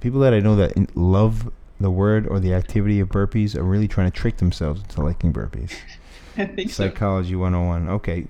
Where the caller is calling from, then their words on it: Miami Beach, Florida, United States; I'm calling you from Miami Beach.